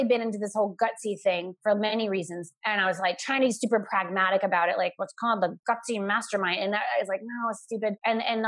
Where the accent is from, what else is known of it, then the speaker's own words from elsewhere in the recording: Florida, United States; I grew up in Florida